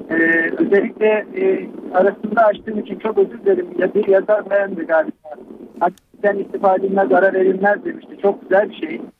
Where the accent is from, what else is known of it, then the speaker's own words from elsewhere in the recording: Malatya, Turkey; now in Milas, Turkey; Malatyalıyım ama şu anda Milas'ta arıyorum sizde.